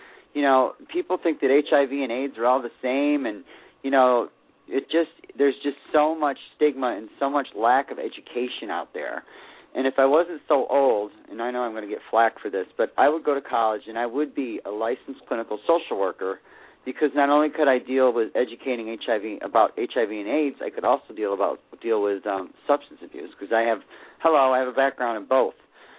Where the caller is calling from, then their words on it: Sarasota, Florida, United States; Hello, this is … in Sarasota, Florida.